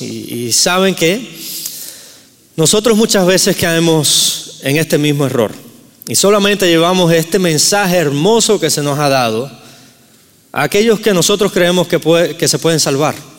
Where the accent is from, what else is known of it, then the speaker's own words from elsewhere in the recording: Cuba; moved away; soy nativo de Cuba, entonces si escuchan un acento raro es porque soy de Cuba